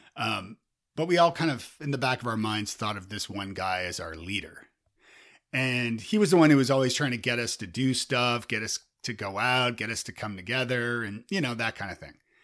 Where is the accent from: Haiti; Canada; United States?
Canada; Toronto, Ontario; I'm from Toronto